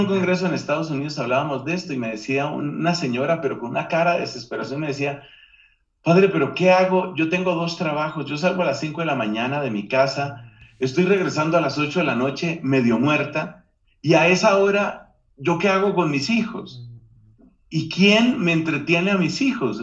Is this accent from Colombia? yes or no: yes; Colombia; Aquí en mi país, Colombia